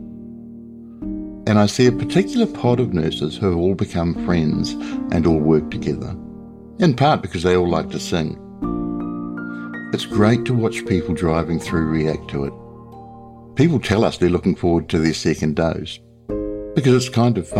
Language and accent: English; New Zealand; a large hospital system near where I grew up in New Zealand